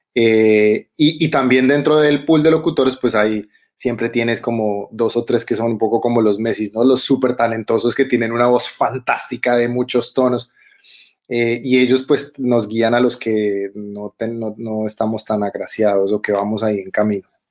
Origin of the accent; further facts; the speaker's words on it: Bogotá, Colombia; moved away as an adult; now in Germany; chapinero, chapinero, soy totalmente chapinero. Uno nací en una clínica que ya no existe, que se llama la David Restrepo.